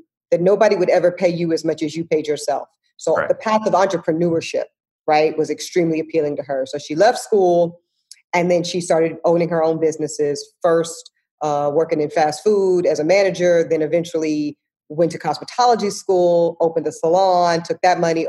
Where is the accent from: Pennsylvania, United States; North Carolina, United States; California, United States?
North Carolina, United States; Charlotte; also born or lived in Amite, Louisiana; I grew up in Charlotte. Yeah, so I grew up in Charlotte, okay. But I was born in Amite, Louisiana